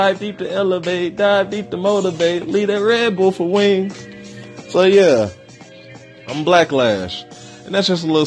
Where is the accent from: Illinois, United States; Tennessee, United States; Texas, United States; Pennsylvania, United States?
Texas, United States; Dallas; I'm from Dallas, Texas